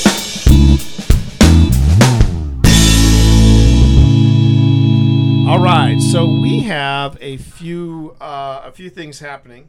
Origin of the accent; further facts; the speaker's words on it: Richmond, Virginia, United States; my hometown of Richmond, Virginia.